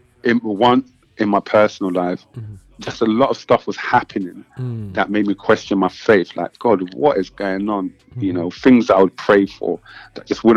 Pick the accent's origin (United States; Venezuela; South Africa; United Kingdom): United Kingdom; London; moved away; I'm a lyricist from London, and I'm living outside London now, but that's my hometown